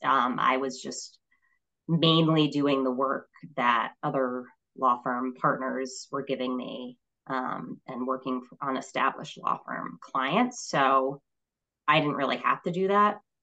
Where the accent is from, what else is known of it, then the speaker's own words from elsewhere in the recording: Connecticut, United States; moved away as an adult; also born or lived in Vermont; I moved back to my home state in 2010 um, and worked for a law firm for eight years here in Hartford